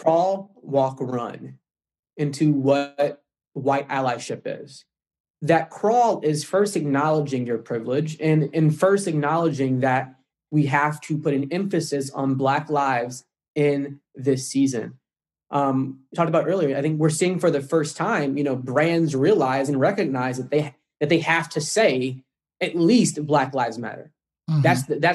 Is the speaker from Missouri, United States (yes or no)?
yes; St. Louis, Missouri, United States; I'm from St. Louis, minutes away from Ferguson